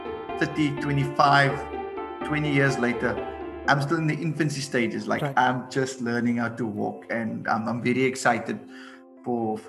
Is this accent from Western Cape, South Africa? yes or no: yes; Cape Town, Western Cape, South Africa; I'm from Retreat